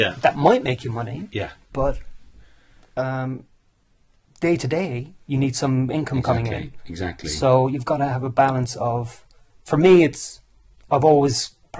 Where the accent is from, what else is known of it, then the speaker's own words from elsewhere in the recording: Ireland; now in United Kingdom; Because I came over to England from Ireland in 1994.